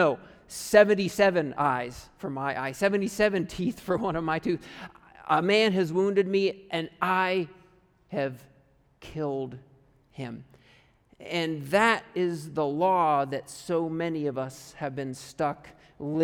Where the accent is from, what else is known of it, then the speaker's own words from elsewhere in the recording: United States; moved away as an adult; also born or lived in Canada; I'm from America